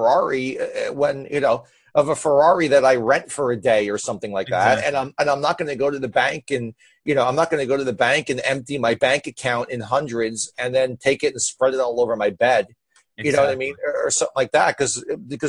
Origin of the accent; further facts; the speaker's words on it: New Jersey, United States; I'm from Jersey